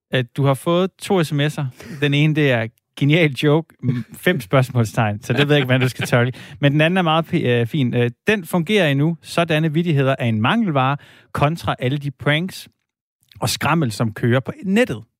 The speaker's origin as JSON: {"language": "Danish", "region": "Jutland", "country": "Denmark", "said": "jeg er jo fra Jylland"}